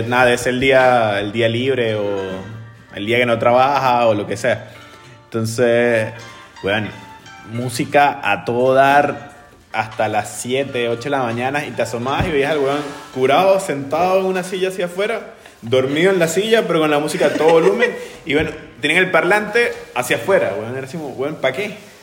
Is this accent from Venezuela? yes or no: yes; Venezuela; now in Chile; ya voy a sacar la chilena y no soy más venezolano